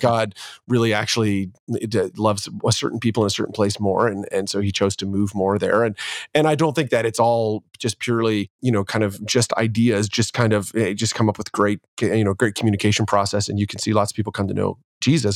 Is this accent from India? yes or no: no; Ontario, Canada; born and raised in Canada and in Ontario, and my dad was upwardly mobile